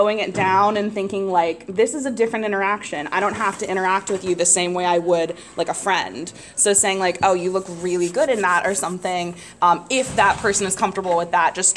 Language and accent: English; Midwest, United States; growing up in the Midwest